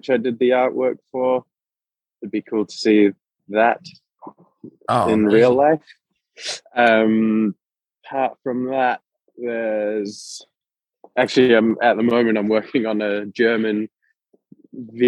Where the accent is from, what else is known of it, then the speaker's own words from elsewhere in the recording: New Zealand; growing up in New Zealand